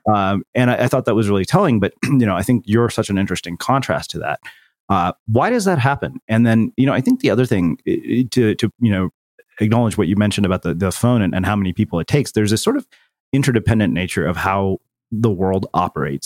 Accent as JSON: {"language": "English", "region": "small Texas town", "country": "United States", "tie": "born or raised there", "moved": "yes", "said": "as an Indian person, spent seven years living in a small Texas town"}